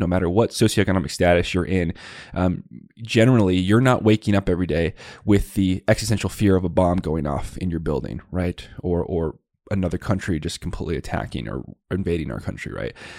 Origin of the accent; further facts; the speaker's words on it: Tucson, Arizona, United States; I grew up in the West Side Barrios of Tucson, Arizona